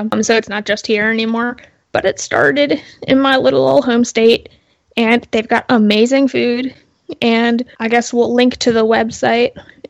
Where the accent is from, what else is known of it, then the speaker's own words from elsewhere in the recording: Delaware, United States; It started in my home state of Delaware.